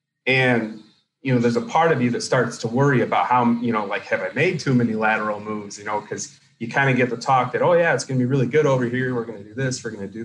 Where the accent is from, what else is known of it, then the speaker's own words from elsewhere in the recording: Winterset, Iowa, United States; born there; So I was born in Iowa in a very small town, the same town that John Wayne was actually born in, Winterset, Iowa. So that's the only claim to fame as far as that town. I didn't live there long.